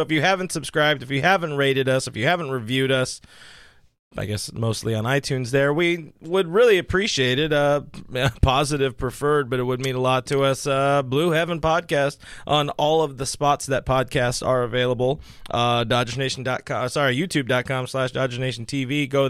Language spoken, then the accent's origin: English; Whittier, California, United States; my hometown over there in Uptown Whittier, where things are weird and the girls are allegedly prettier.